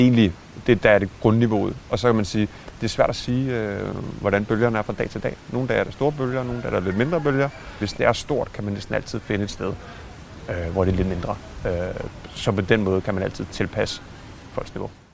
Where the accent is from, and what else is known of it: Denmark